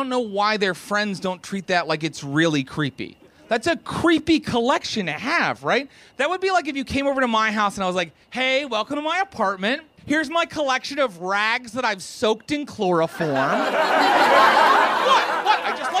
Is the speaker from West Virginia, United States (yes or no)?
yes; West Virginia, United States; But I mentioned I'm from West Virginia